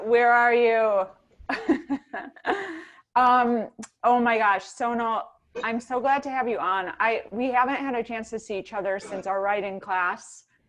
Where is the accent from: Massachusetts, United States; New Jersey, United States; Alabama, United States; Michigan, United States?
Michigan, United States; Ann Arbor; In Ann Arbor, Michigan